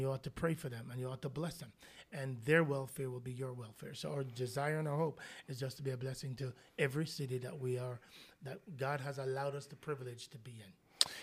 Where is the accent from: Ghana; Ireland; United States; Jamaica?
Jamaica; moved away; I'm Jamaican